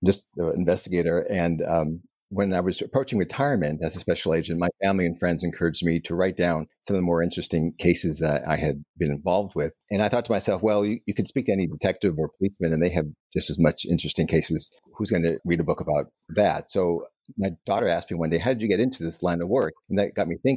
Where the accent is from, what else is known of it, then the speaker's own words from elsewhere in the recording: New York City, New York, United States; moved away; also born or lived in California; I was born in the Bronx, lived there, and then we moved out to California.